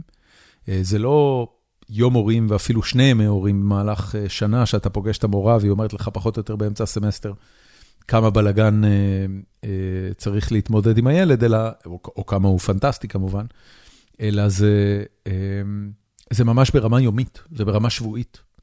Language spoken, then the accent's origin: Hebrew; Israel; also born or lived in California; now in United States; אני עברתי לפה מקליפורניה, אבל במקור אני מישראל